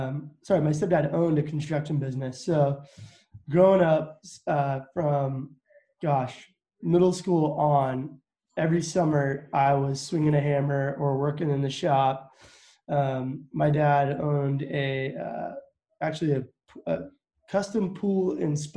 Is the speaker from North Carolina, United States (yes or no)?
no; Cashmere, Washington, United States; born or raised there; also born or lived in Midland, Texas; now in Wenatchee, United States